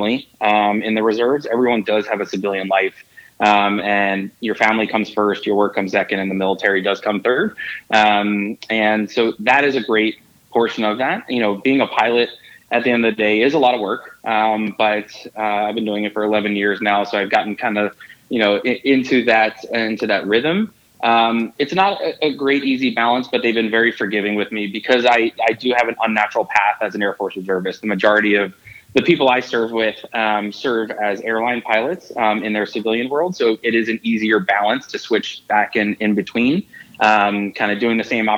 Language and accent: English; Philadelphia, Pennsylvania, United States; I grew up in Philadelphia, was an athlete kind of growing up.